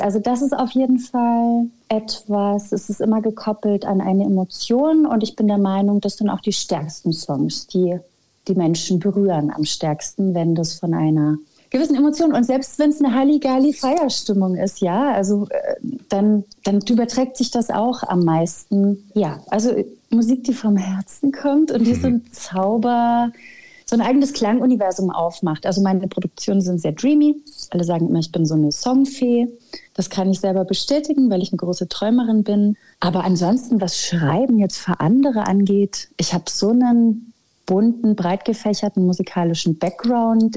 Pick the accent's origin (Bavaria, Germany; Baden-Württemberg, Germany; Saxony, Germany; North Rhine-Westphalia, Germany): Bavaria, Germany; Schwabach; also born or lived in Nuremberg; now in Berlin, Germany; ich komme aus Schwabach bei Nürnberg. In Nürnberg bin ich geboren und in Schwabach aufgewachsen